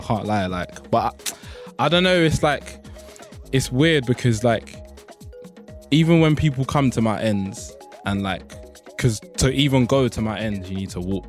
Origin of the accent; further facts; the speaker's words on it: London, United Kingdom; I grew up in Pimlico, and it's, like, it wasn't the worst upbringing type of thing. It's, like, for me, when I looked at it, it looked like a fairly decent area to grow up in.